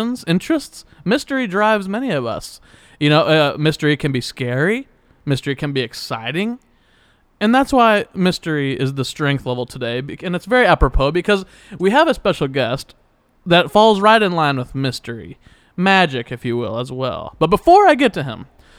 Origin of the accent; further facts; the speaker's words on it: Wichita, Kansas, United States; I'm from Wichita.